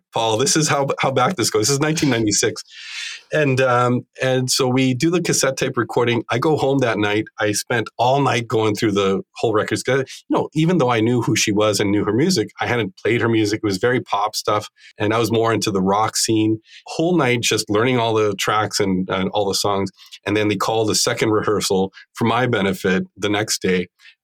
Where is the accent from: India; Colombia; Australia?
Colombia; Bogotá, Bogotá Capital District; I grew up in Bogota in Colombia